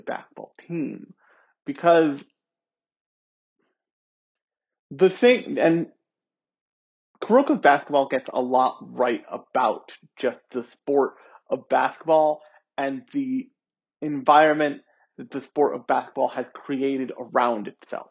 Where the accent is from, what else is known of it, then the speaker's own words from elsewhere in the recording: United States; I grew up around in America when Shaq was still a thing